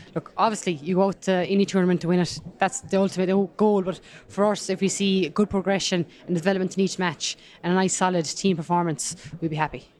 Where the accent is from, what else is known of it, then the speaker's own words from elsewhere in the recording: Kerry, Munster, Ireland; accent: Kerry; also born or lived in Limerick; I'll never shift my Kerry accent